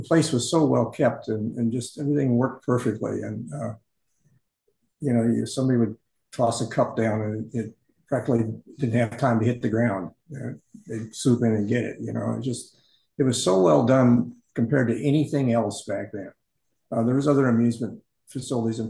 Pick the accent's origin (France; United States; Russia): United States; Phoenix, Arizona; I grew up in Phoenix